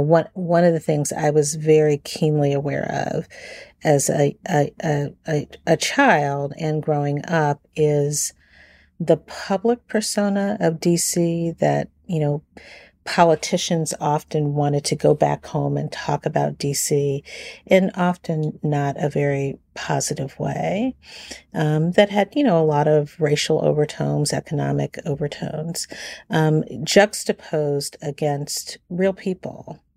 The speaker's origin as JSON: {"language": "English", "town": "Washington", "region": "District of Columbia", "country": "United States", "tie": "born or raised there", "said": "I grew up in Washington, D C. I'm a native Washingtonian"}